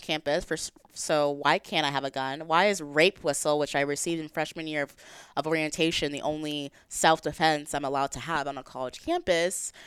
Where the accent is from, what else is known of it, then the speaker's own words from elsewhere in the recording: Texas, United States; I'm from Texas